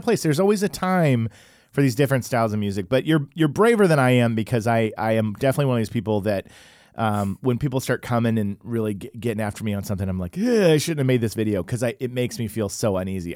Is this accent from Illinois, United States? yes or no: no; Oklahoma, United States; I was growing up in Oklahoma